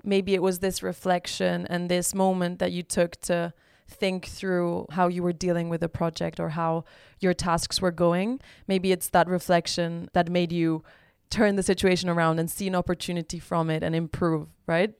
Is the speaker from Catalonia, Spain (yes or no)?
yes; Barcelona, Catalonia, Spain; now in Amsterdam, Netherlands; I'm originally from Barcelona, Spain, and I'm currently living in Amsterdam